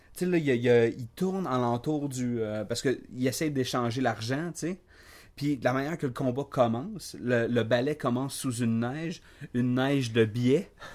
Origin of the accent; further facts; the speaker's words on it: Quebec, Canada; moi, moi, je suis un Québécois du Québec